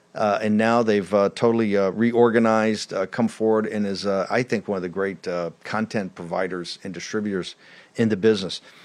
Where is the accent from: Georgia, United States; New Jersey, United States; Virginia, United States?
Virginia, United States; Richmond; my hometown of Richmond